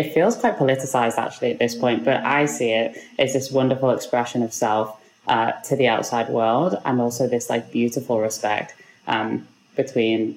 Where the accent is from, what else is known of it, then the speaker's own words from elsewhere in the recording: Liverpool, North West England, United Kingdom; moved away as an adult; also born or lived in London; now in New York, United States; I grew up in Liverpool in the UK.